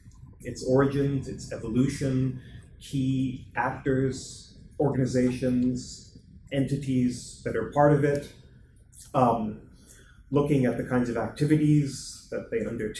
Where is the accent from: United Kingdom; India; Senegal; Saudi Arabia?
Saudi Arabia; moved away as an adult; now in Washington, D.C., United States; I was born and raised in Saudi Arabia myself, so it's a topic of particular personal interest to me as well. In Washington, D.C., where I have lived and worked for the last 20 years